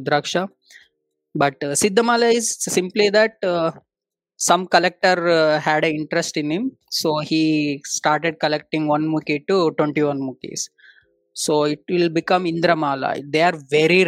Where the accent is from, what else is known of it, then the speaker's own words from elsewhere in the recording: Davangere, Karnataka, India; English is a second language; moved away as an adult; also born or lived in Hyderabad / Tamil Nadu; I have been born in Telugu family, born and brought up in Karnataka